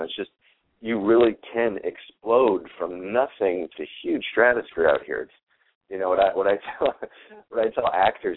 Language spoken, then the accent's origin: English; Minnesota, United States; also born or lived in New Jersey / Chicago; now in Los Angeles, United States; I grew up in Minnesota, and then my dad was with the phone company, got transferred to New Jersey, and then transferred to Chicago